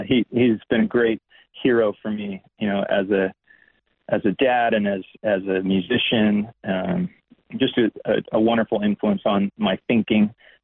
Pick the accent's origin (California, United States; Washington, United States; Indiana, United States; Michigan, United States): California, United States; also born or lived in Amsterdam, Netherlands; I was born in Amsterdam in the Netherlands, and my dad was a musician and was touring through Europe. My parents were, and ended up living in Europe for a few years as a young child, and then moved to California after elementary school.